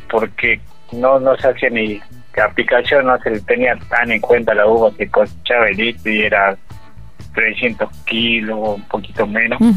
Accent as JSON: {"language": "Spanish", "town": "Cafayate", "region": "Salta", "country": "Argentina", "said": "Y bueno, eh, nosotros somos de aquí de Cafayate."}